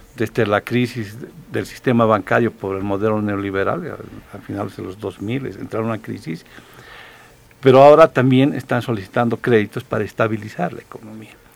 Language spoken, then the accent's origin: Spanish; Bolivia